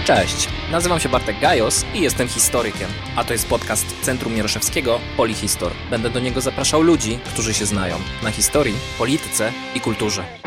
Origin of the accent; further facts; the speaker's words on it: Wolbrom, Lesser Poland, Poland; jestem z Wolbromia